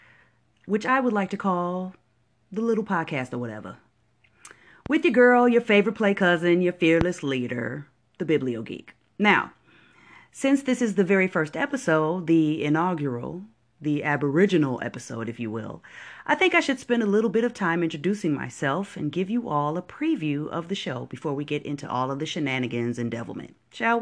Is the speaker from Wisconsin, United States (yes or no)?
yes; Wisconsin, United States; moved away; I'm from Wisconsin